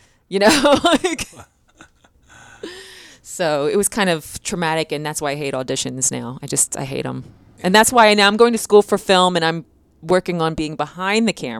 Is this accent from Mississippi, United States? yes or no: no; Camden, New Jersey, United States; also born or lived in Philadelphia, Pennsylvania; now in Los Angeles, United States; I grew up in New Jersey